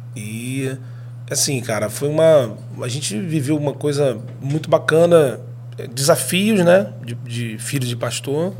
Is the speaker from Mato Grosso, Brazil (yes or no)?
no; Rio de Janeiro, Brazil; also born or lived in Espírito Santo; nós somos do Rio de Janeiro